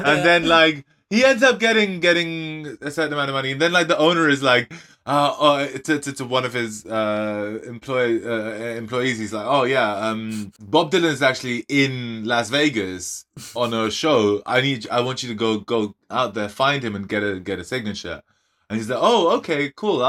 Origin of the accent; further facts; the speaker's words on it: Kolkata, West Bengal, India; the 90s growing up in Calcutta